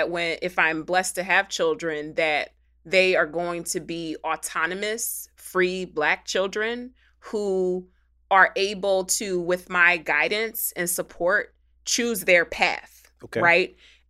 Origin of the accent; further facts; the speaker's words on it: Philadelphia, Pennsylvania, United States; I'm from Philly.